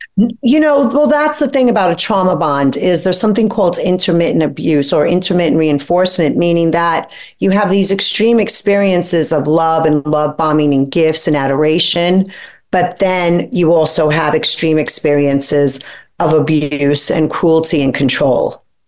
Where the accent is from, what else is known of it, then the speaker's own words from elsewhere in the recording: New York City, New York, United States; I grew up poor in Brooklyn with a single mom